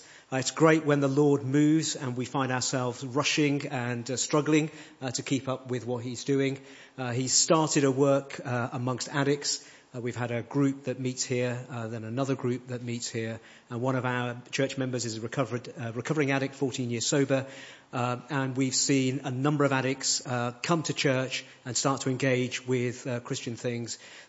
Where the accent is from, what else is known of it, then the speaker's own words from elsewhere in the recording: Long Crendon, South East England, United Kingdom; from Long Crendon.